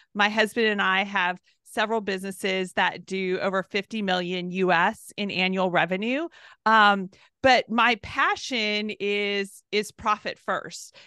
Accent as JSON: {"language": "English", "region": "Southern California", "country": "United States", "tie": "born or raised there", "said": "I'm from California, Southern California, so, uh, it's where I was born and raised"}